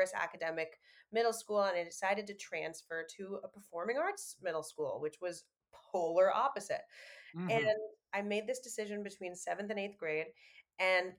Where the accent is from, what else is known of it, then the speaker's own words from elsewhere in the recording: New York, United States; I grew up in New York